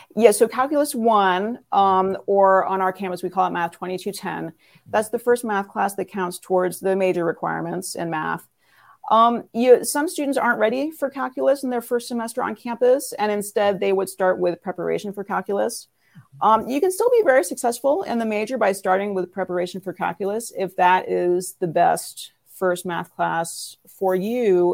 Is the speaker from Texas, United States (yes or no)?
no; Northern California, United States; moved away as an adult; also born or lived in New York City; I grew up in Northern California